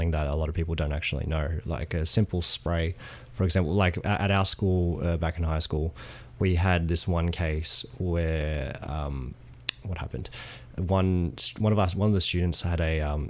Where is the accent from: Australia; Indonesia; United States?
Australia; as an Australian